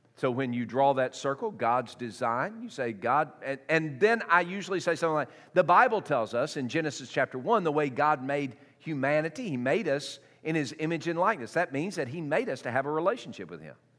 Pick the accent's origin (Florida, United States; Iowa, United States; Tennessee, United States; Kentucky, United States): Tennessee, United States; I was raised in um, uh, Tennessee